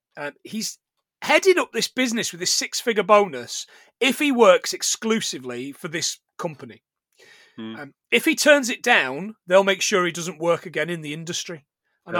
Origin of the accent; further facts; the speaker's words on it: Sherwood Forest, East Midlands, United Kingdom; I was born in Sherwood Forest.